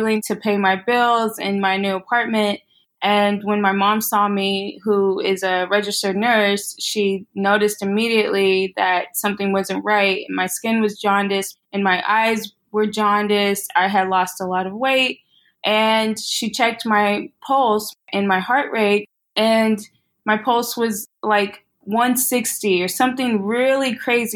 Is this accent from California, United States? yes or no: no; Austin, Texas, United States; moved away as an adult; also born or lived in Corpus Christi, Texas / Houston, Texas / Washington, District of Columbia, United States; now in Brooklyn, New York, United States; So I am originally from Texas, born and raised. I was born in Corpus Christi, Texas, and moved to Austin when I was 5